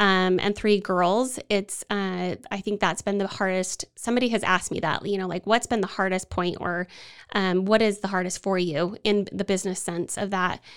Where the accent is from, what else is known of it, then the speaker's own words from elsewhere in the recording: Utah, United States; moved away as an adult; now in Waco, United States; I am from Utah, and we came here for my husband's job